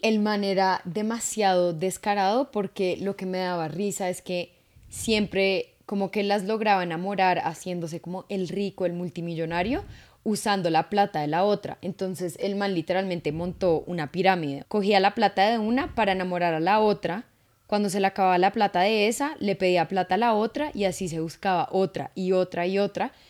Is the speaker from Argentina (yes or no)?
no; Colombia; uno como latino, como colombiano